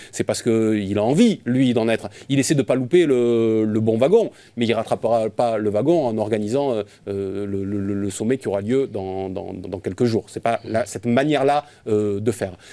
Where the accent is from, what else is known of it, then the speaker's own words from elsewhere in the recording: France; en tant que, en tant que Français